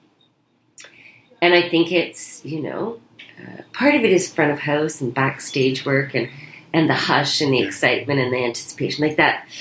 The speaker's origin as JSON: {"language": "English", "town": "Kingston", "region": "Ontario", "country": "Canada", "tie": "born or raised there", "said": "I grew up in Kingston, which had an incredibly high per capita amount of community theater"}